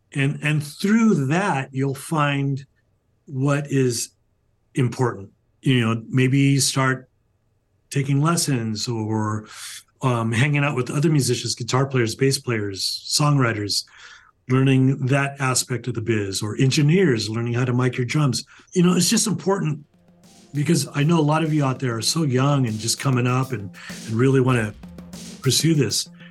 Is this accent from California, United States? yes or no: yes; California, United States; I grew up in California, still here